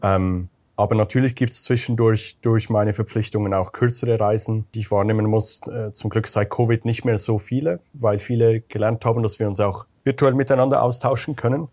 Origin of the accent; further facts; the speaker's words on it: Switzerland; moved away as an adult; Bin ursprünglich Schweizer wie du, Pascal, aber habe die letzten 15 Jahre nomadisch gelebt, eigentlich fast überall auf der Welt